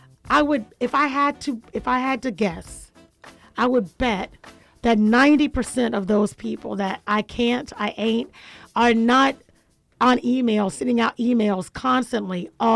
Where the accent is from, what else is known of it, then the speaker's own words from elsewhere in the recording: Jacksonville, Florida, United States; now in Atlanta, United States; I'm from Jacksonville.